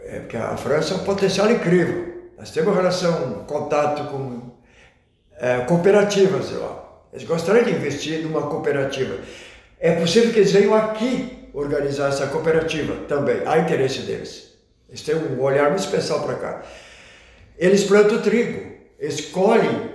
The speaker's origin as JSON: {"language": "Portuguese", "town": "Santa Cruz do Sul", "region": "Rio Grande do Sul", "country": "Brazil", "tie": "born or raised there", "also_born_or_lived": "Germany", "said": "Alemanha é onde eu nasci, em 1947, menos de dois anos, menos de um ano estava em Santa Cruz"}